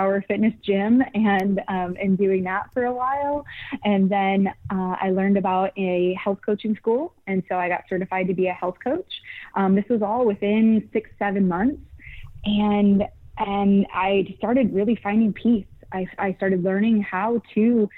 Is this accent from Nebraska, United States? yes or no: no; Michigan, United States; moved away as an adult; now in California, United States; originally Michigan, Midwest raised